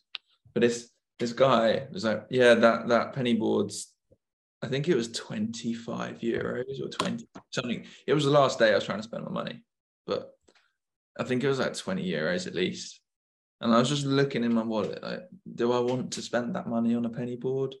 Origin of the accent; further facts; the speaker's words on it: United Kingdom; I was a British, like young guy